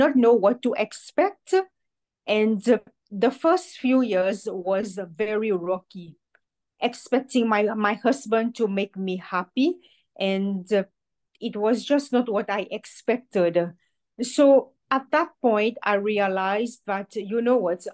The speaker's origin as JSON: {"language": "English", "country": "Seychelles", "tie": "born or raised there", "said": "growing up in the Seychelles, in a Roman Catholic environment"}